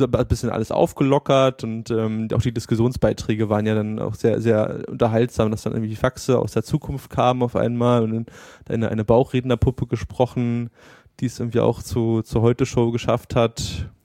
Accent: Berlin, Germany; als Berliner oder als, als Großstadtmensch

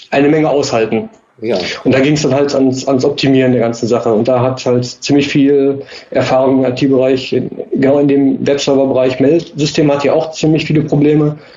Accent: Karlsruhe, Baden-Württemberg, Germany; ähm, bin aus Karlsruhe, bin 33 Jahre alt.

